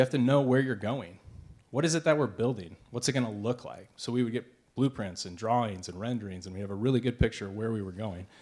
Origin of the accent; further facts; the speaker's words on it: Eureka, Missouri, United States; we're from Eureka